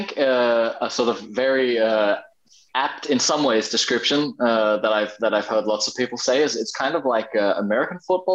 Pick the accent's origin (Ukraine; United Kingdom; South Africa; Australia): Australia; now in Denmark; I grew up in Australia pretty much completely, but I think I've never had the sort of the most Australian accent. And then after living 11 years back in Denmark, I kind of meld my accent a little bit